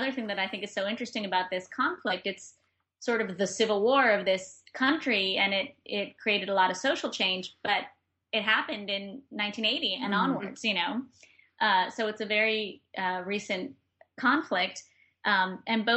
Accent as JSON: {"language": "English", "region": "New York", "country": "United States", "also_born_or_lived": "Granada, Nicaragua", "said": "as a New Yorker"}